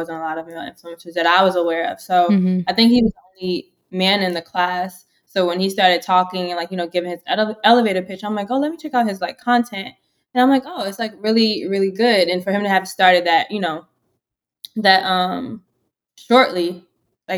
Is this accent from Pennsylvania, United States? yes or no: no; New York, United States; moved away as an adult; now in Philadelphia, United States; I'm from New York